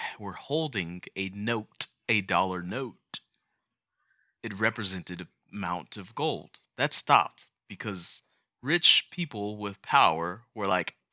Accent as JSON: {"language": "English", "country": "United States", "said": "we are American."}